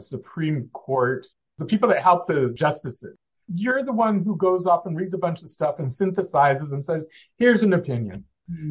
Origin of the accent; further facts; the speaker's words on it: Southern California, United States; I grew up in Southern California in the heart of where we did aerospace